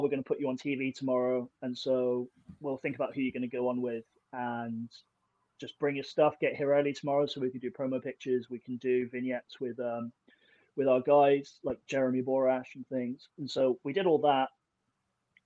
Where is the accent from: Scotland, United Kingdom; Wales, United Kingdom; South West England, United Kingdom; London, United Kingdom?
South West England, United Kingdom; Plymouth; it was in my hometown